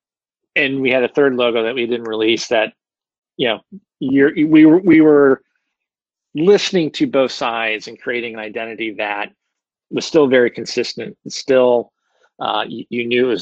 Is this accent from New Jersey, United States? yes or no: no; St. Louis, Missouri, United States; I'm a kid from St. Louis and went to Mizzou